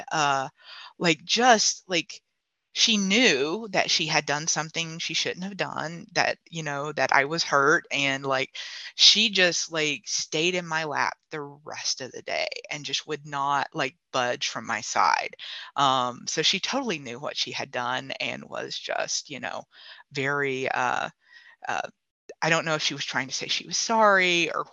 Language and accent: English; South Carolina, United States; I'm from South Carolina myself. I'm from the beach